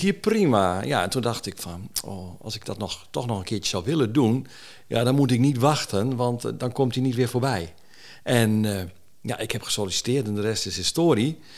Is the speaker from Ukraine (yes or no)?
no; Jonkersvaart, Groningen, Netherlands; also born or lived in De Wilp; Ja, ik, ik ben opgegroeid ook in het Westerkwartier. Ik ben opgegroeid aan de Jonkersvaart.